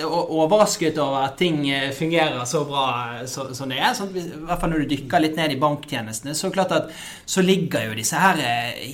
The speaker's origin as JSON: {"language": "Norwegian", "country": "Norway", "tie": "born or raised there", "said": "er født og oppvokst i Norge"}